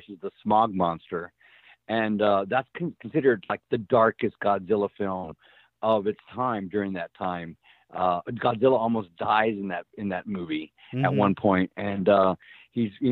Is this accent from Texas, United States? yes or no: yes; Helotes, Texas, United States; I grew up in Helotes, Texas